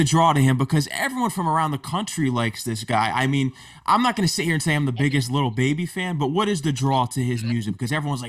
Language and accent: English; Connecticut, United States; I'm from Connecticut, so I'm going for UConn.